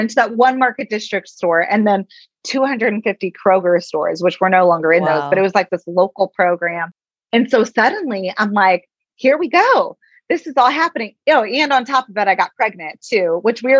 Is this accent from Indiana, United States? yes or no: yes; Indiana, United States; this little girl from Indiana